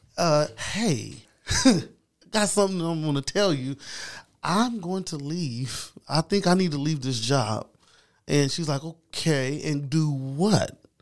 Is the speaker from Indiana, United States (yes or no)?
yes; Anderson, Indiana, United States; I am, uh, from Madison County. Been born and raised here.